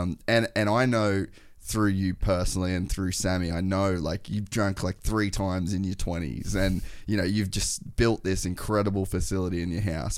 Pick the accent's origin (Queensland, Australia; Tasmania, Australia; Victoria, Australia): Queensland, Australia; Cairns; we grew up in Cairns and, like, Edmonton